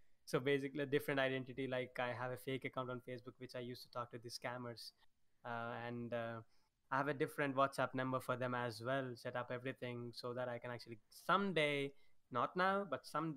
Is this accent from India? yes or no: yes; India; I'm Indian.